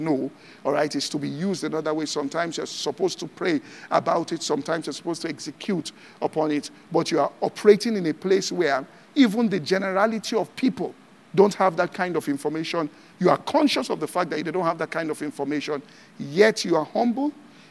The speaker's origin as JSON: {"language": "English", "town": "Ibadan", "region": "Oyo", "country": "Nigeria", "tie": "born or raised there", "said": "I grew up in Ibadan"}